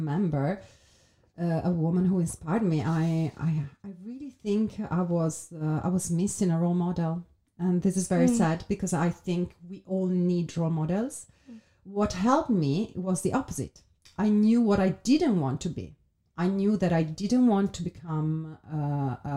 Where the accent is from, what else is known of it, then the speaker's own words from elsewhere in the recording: Italy; now in London, United Kingdom; being an entrepreneur in Italy